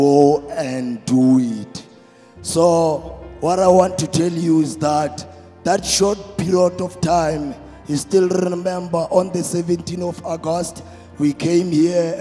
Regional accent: Thembisa, Gauteng, South Africa; I was born in here in South Africa

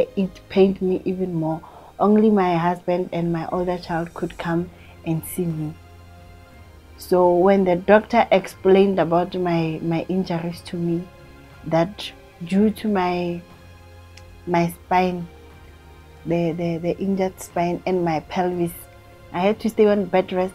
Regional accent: Rustenburg, North West, South Africa; now in Soshanguve, South Africa; I'm from Rustenburg originally, and I'm currently staying in Soshanguve.

